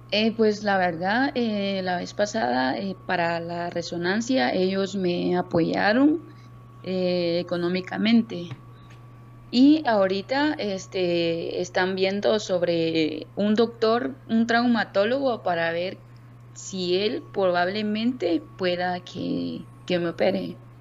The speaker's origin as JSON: {"language": "Spanish", "town": "Zapotitlán", "region": "Jutiapa", "country": "Guatemala", "tie": "born or raised there", "said": "yo soy originaria de un municipio Zapotitlán, Jutiapa. No soy de mero Jutiapa, entonces con orgullo digo, soy de Zapotitlán"}